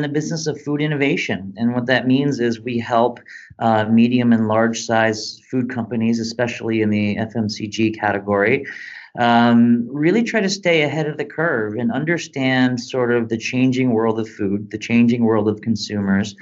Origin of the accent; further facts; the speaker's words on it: Detroit, Michigan, United States; growing up in Detroit, the Motor City